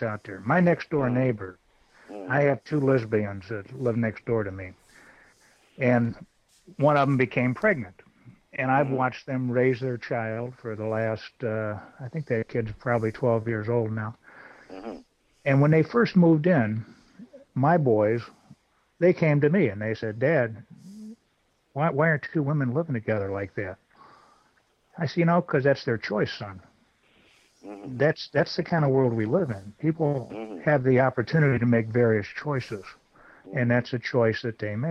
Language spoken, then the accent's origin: English; the South, United States; I'm from the South